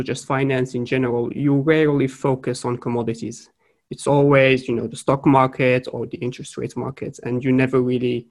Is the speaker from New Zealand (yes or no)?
no; Morocco; moved away as an adult; also born or lived in France / Sweden; I am originally from Morocco. I have studied through high school and then 2 years of college.